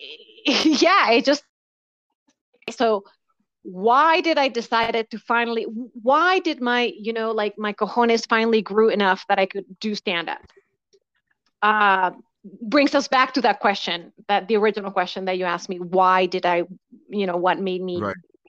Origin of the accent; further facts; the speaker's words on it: Valdivia, Los Ríos, Chile; also born or lived in London; now in United States; I grew up in Chile